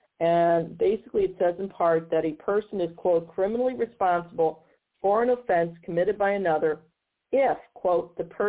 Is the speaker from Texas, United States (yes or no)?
no; Missouri, United States; in my home state of Missouri